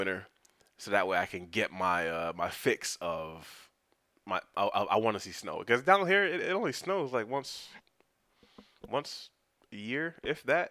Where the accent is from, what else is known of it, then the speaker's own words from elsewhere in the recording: New York, United States; moved away; I was born and raised in New York, Queens, New York